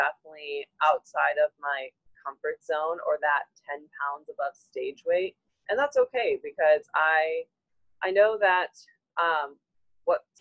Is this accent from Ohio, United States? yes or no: yes; Ohio, United States; I'm from Ohio